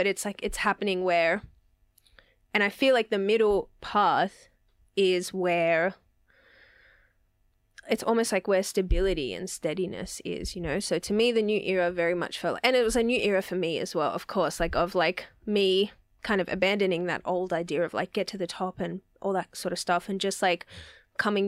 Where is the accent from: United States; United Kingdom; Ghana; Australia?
Australia; Sydney, New South Wales; my experience of growing up in the West was like multiculturalism, family, community